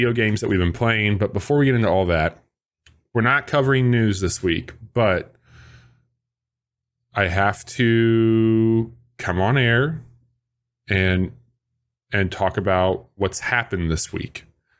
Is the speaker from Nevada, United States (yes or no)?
no; Illinois, United States; I'm from Illinois.